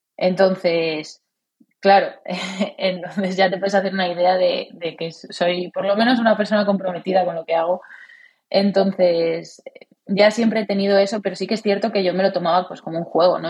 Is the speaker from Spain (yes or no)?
yes; Cornellà de Llobregat, Catalonia, Spain; moved away; also born or lived in Valencia; era en el Cornellá, allí en, donde, mi ciudad natal